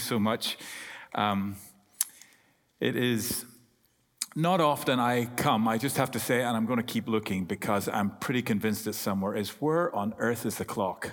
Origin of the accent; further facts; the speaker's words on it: Ireland; accent: Irish; I'm Irish